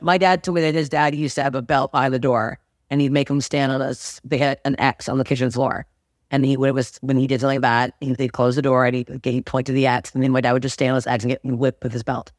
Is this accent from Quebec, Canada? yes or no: no; Toronto, Ontario, Canada; moved away as an adult; now in Los Angeles, United States; Toronto, my hometown